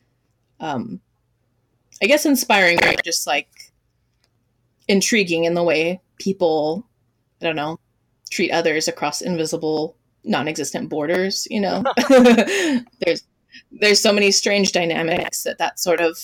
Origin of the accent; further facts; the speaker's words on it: Hawaii, United States; growing up in Hawaii